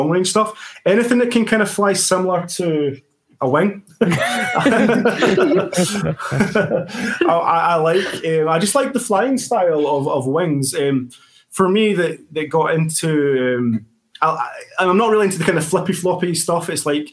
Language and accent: English; Scotland, United Kingdom; we're Scottish